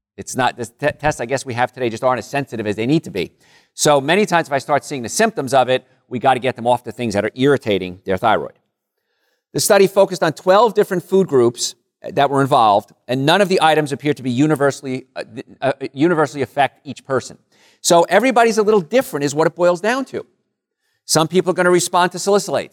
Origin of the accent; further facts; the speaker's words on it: Rutherford, New Jersey, United States; moved away; I grew up in a, a place called Call Studies, Rutherford area